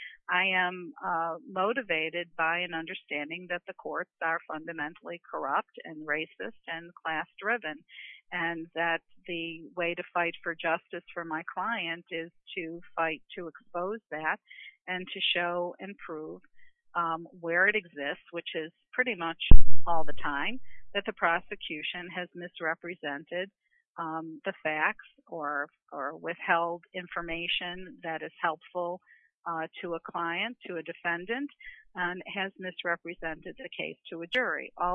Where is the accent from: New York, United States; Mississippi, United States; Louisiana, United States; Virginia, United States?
New York, United States; I'm from New York